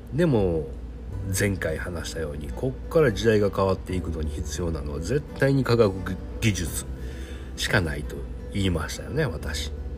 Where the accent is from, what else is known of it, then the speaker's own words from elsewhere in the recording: Japan; 日本に生まれてる